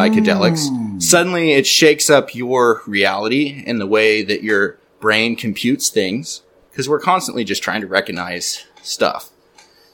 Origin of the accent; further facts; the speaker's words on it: Redding, California, United States; I'm from Reading